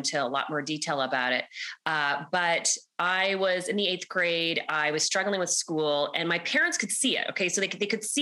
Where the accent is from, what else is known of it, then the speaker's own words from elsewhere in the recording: Canada; accent: Canadian; I'm Canadian, everybody. So you're going to hear my Canadian accent.